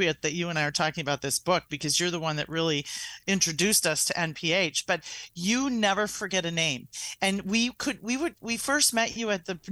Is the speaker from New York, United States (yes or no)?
no; Wisconsin, United States; now in Chicago, United States; I'm from Wisconsin